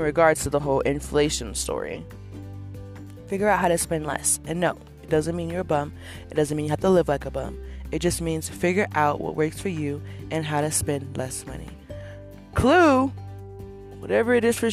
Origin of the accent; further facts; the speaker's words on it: California, United States; moved away as an adult; I'm born and raised in Cali